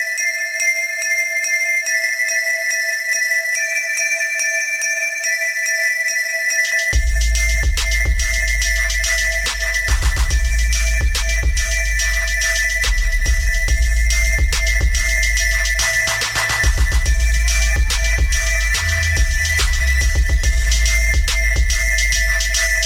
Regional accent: Boston, Massachusetts, United States; I'm from Mattapan 2

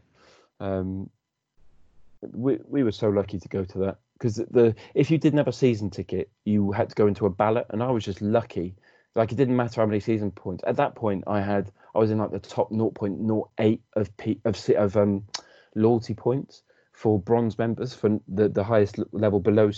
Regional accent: Cardiff, Wales, United Kingdom; now in Hertfordshire, United Kingdom; I'm unashamedly Welsh and from Cardiff

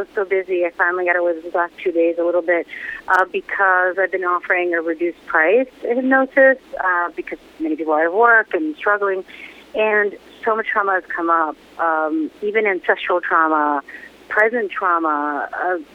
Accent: New York City, New York, United States; moved away as an adult; now in Pennsylvania, United States; I am such a New Yorker. I grew up in Queens

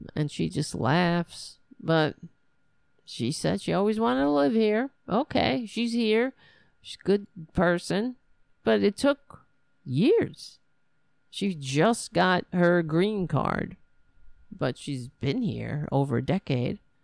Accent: New York City, New York, United States; accent: New Yorker; I am a New Yorker

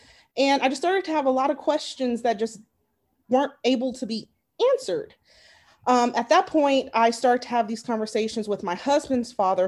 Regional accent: Las Vegas, Nevada, United States; also born or lived in Arizona; now in North Carolina, United States; I'm from Vegas, graduated from University of Arizona.

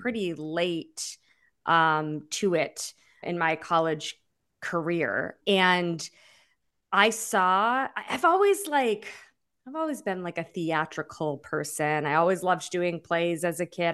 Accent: Massachusetts, United States; also born or lived in Springfield, Massachusetts; now in New York, United States; I'm from Massachusetts

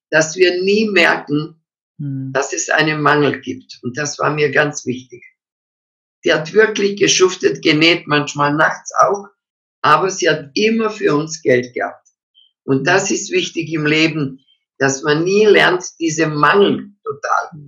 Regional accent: Croatia; Also, ich stamme eigentlich, meine Eltern waren Donauschwaben, wir stammen aber aus Kroatien. Meine Eltern haben dort gelebt als Deutsche und äh, wir haben natürlich, äh, ich bin ja im Krieg geboren, 1940.

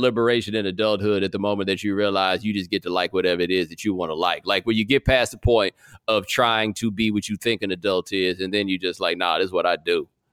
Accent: Houston, Texas, United States; I grew up over, like, Jones Road and Grant Road, not far from Willowbrook Mall

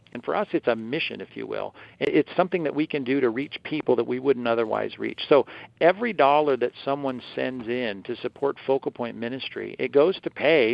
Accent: Long Beach, California, United States; And I remember as a kid growing up in Long Beach, California

